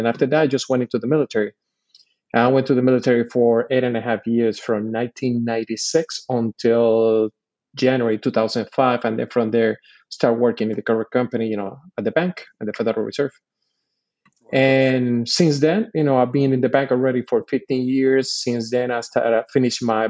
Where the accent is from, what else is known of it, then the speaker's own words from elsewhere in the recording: Puerto Rico; moved away as an adult; I'm born and raised in Puerto Rico. I did all my schooling from kindergarten all the way to my second year in college in Puerto Rico.